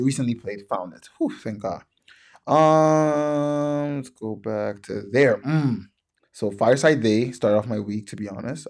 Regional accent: Toronto, Ontario, Canada; I'm from Toronto and I support Toronto artists

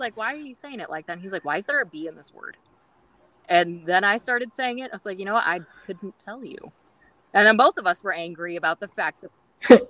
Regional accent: California, United States; accent: California; I've been told that I have a California accent

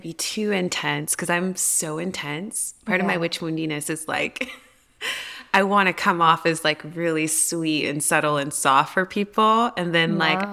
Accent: the South, United States; My neck of the woods.

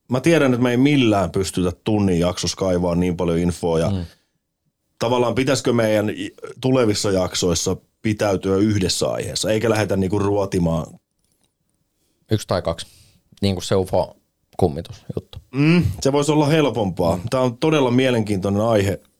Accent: Lappeenranta, South Karelia, Finland; mä oon niin. Lappeenrannasta.

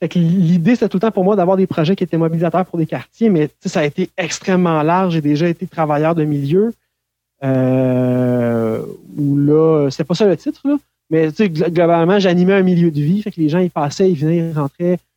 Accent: Saint-Hyacinthe, Quebec, Canada; also born or lived in Saint-Eustache, Quebec; now in Granby, Canada; je suis né à Saint-Eustache, euh, sur la rive nord de Montréal, euh, mais j'ai rapidement déménagé avec ma famille à Saint-Hyacinthe

